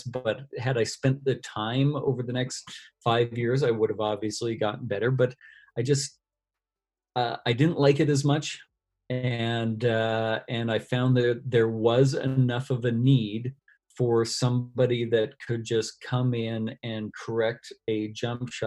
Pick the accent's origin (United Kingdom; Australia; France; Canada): Canada; volunteering with a university team here in my hometown in Canada.